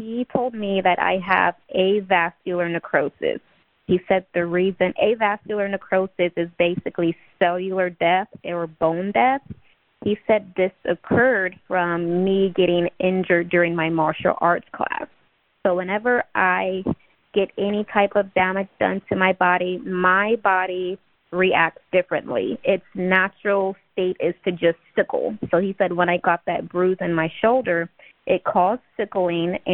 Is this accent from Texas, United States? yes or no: no; Ohio, United States; moved away; I'm originally from Ohio. I was born on Wright-Patterson Air Force Base